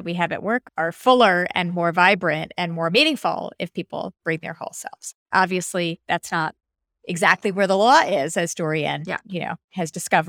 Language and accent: English; New York, United States; being a New Yorker